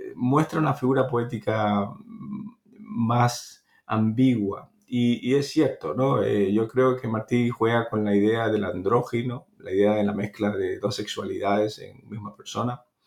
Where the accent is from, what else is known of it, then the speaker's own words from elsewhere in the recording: Cuba; nací en Cuba